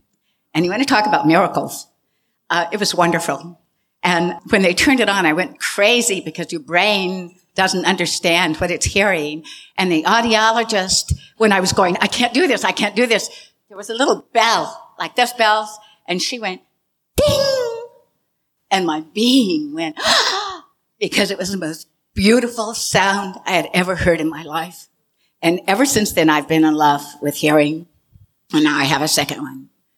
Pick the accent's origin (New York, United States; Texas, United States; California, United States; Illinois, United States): Texas, United States; Austin; also born or lived in Stuttgart, Germany / Berlin, Germany; I was born in Stuttgart, Germany, and I grew up in Berlin. My father was American military. He was counterintelligence. Then I spent the rest of my childhood in Texas, in Austin, Texas.